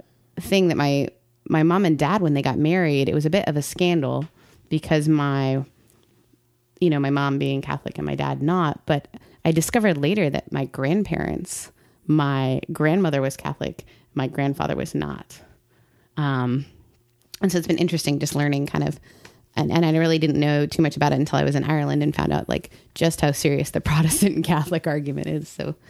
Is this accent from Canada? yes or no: yes; Canada; And so we grew up kind of in the United Church of Canada, which is like they don't have it here.